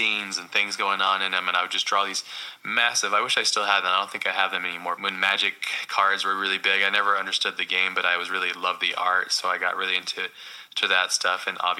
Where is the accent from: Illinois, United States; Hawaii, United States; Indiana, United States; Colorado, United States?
Hawaii, United States; I grew up mostly in Hawaii, but all over the States.